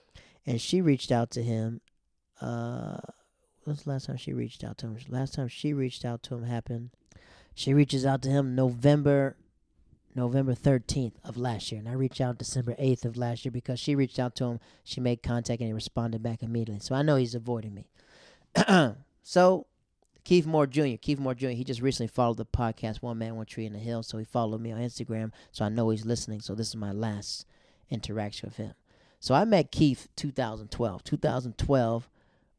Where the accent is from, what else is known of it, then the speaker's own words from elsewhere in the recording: Yokota, Tokyo, Japan; also born or lived in Netherlands; I grew up in Yakota. Yakota is a place in Japan, and Afnorf was when I moved to the Netherlands.